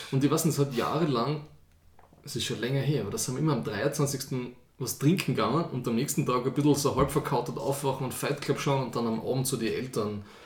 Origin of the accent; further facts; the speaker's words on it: Austria; Ich, als echter Österreicher, habe immer nur das Christkind gekannt.